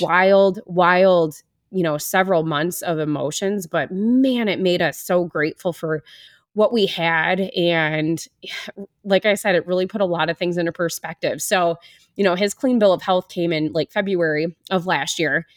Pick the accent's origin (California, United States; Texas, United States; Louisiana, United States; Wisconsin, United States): Wisconsin, United States; moved away as an adult; now in Iowa, United States; I grew up in the Midwest. I'm from Wisconsin originally. I've been living in Iowa for over ten years.